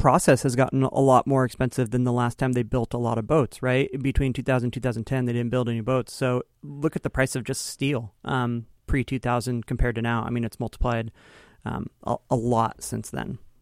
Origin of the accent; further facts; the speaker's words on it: Kingston, Washington, United States; I grew up, uh, near Kingston